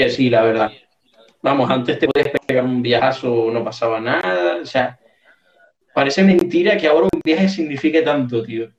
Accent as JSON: {"language": "Spanish", "town": "Puntallana", "region": "Canary Islands", "country": "Spain", "said": "Yo soy de Punta Llana"}